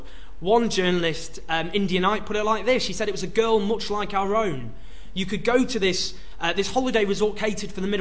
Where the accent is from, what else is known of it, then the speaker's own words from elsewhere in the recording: Stockport, North West England, United Kingdom; I grew up in Stockport, just near Hyde